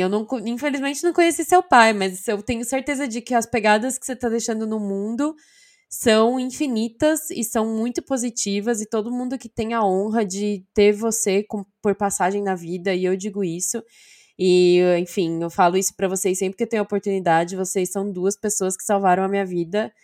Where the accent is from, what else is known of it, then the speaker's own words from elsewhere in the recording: São Bernardo do Campo, São Paulo, Brazil; eu sou de São Bernardo